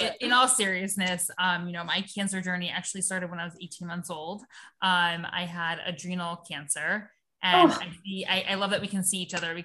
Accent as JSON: {"language": "English", "region": "Florida", "country": "United States", "tie": "born or raised there", "also_born_or_lived": "New York", "moved": "as an adult", "said": "I am in Florida, my hometown. I just moved back here from New York about a year ago"}